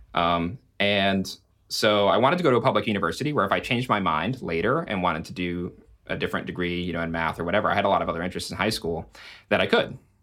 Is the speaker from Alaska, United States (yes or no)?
yes; Alaska, United States; moved away as an adult; I'm from Alaska